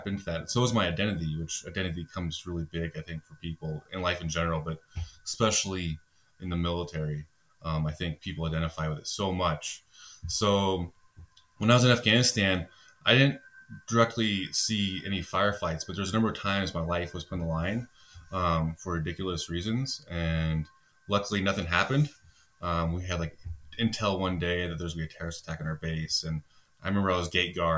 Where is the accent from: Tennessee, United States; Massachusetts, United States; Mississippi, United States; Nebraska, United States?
Nebraska, United States; moved away as an adult; now in Peruvian Amazon, Peru; I came from from Nebraska, so, you know, cornfields and football